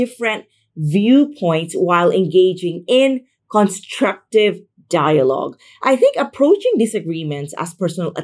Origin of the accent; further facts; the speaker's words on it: Philippines; moved away as an adult; now in Madrid, Spain; I am from the Philippines. I just moved to Spain.